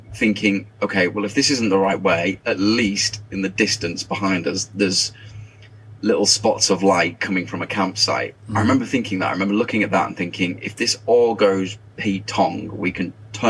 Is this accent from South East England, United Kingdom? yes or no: no; Carlisle, North West England, United Kingdom; Growing up in Carlisle, I grew up in Carlisle, and growing up very close to the Lake District